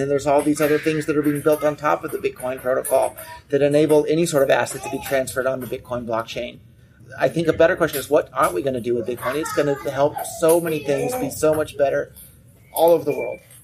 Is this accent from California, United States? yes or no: yes; Silicon Valley, California, United States; I was born and raised in Silicon Valley